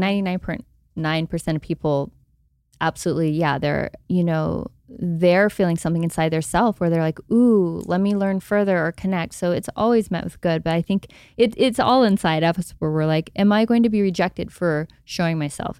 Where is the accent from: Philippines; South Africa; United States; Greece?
United States; Texas; I grew up in Texas